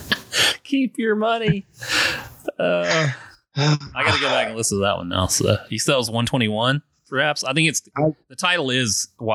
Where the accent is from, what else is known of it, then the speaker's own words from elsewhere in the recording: South Carolina, United States; now in North Carolina, United States; I'm from South Carolina, obviously, and I moved here to North Carolina